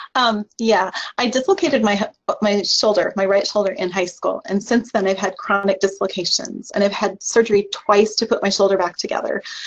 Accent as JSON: {"language": "English", "region": "Iowa", "country": "United States", "tie": "born or raised there", "said": "was born and raised in Iowa"}